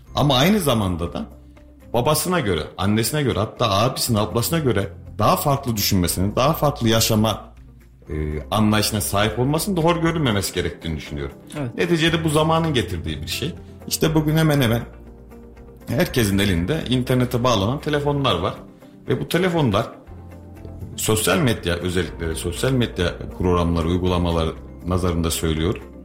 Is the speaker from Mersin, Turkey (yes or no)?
no; Kayseri Province, Turkey